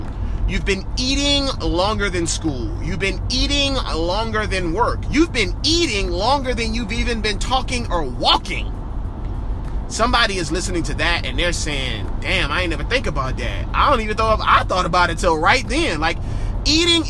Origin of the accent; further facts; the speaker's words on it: New Orleans, Louisiana, United States; moved away; also born or lived in Georgia; my life spent mostly in Georgia, but man, I am from New Orleans, born and raised